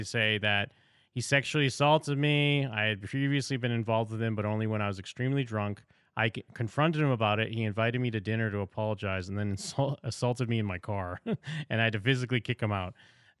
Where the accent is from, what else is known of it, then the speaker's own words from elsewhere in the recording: Seattle, Washington, United States; Not the first time hearing about something like this. I'm from Seattle. I know many people in common with him.